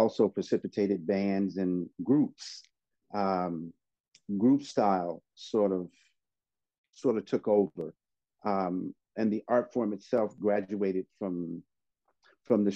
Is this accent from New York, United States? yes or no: no; Oakland, California, United States; also born or lived in San Francisco, California; I moved over to Oakland when I was about 9 or 10 years old